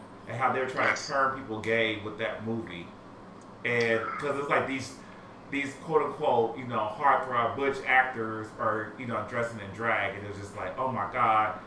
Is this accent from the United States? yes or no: yes; Midwest, United States; I come from the Midwest